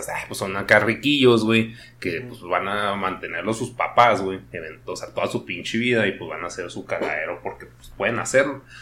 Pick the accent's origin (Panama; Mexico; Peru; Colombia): Mexico; como somos de México